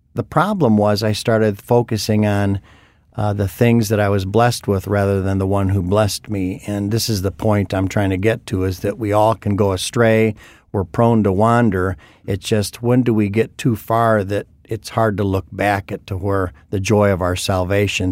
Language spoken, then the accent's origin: English; Chicago, Illinois, United States; being a preacher's kid and growing up in the Chicagoland area